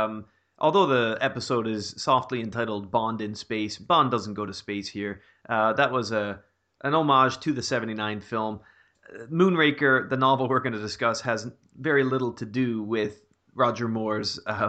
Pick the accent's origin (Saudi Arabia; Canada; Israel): Canada; moved away; growing up in Canada, especially when I went to university